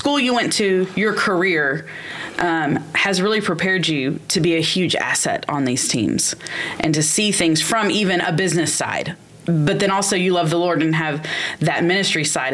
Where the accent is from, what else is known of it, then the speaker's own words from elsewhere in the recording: Alvin, Texas, United States; Growing up in Alvin, Texas, we always had a Kroger.